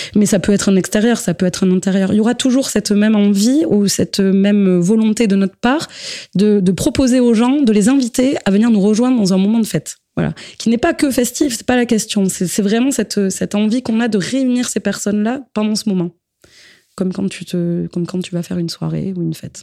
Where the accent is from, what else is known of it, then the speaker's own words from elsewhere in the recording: Basque Country, Nouvelle-Aquitaine, France; on est issus du Pays basque